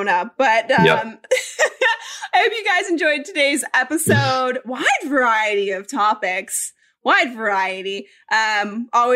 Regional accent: Colorado, United States; I grew up in Colorado and my family snowboards and they ski

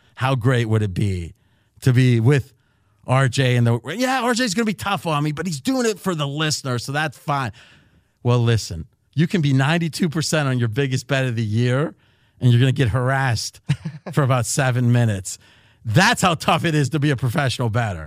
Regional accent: Bellaire, Ohio, United States; I was born in Ohio, Belair, which is the hometown of Joey Galloway

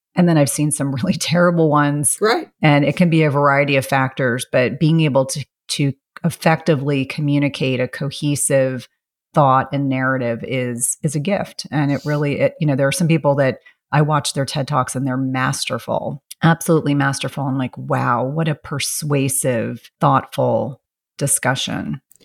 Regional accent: South Carolina, United States; moved away; I was born in South Carolina and I have, you know, wonderful family and wonderful memories

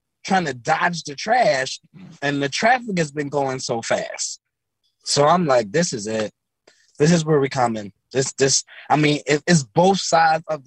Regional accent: Philadelphia, Pennsylvania, United States; I'm from North Philly, close to the Temple's campus

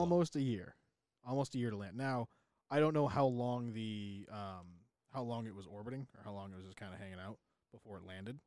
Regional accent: New England, United States; We're from New England.

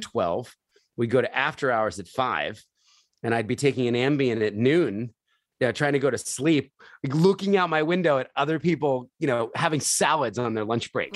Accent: Philadelphia, Pennsylvania, United States; I was born in Philadelphia

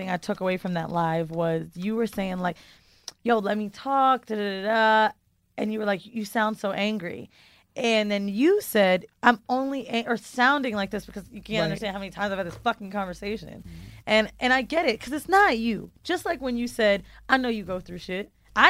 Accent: San Francisco, California, United States; born there; So I was born in San Fran.

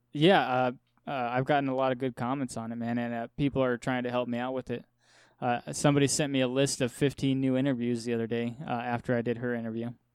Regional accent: Wyoming, United States; I'm from Wyoming

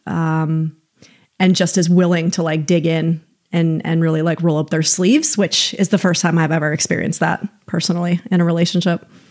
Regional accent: upstate New York, United States; now in California, United States; I'm from upstate New York, so I know the weather that you guys get. It's the same weather that we used to get, that I got growing up.

